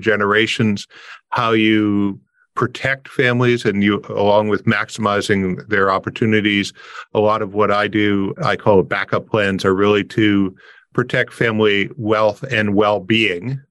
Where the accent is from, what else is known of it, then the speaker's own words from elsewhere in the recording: Windsor, Ontario, Canada; I'm a Canadian, but I grew up on the border